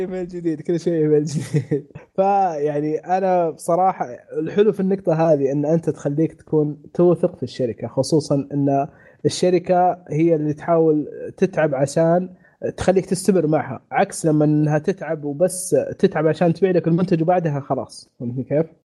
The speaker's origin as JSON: {"language": "Arabic", "country": "Saudi Arabia", "said": "عندنا في السعوديه"}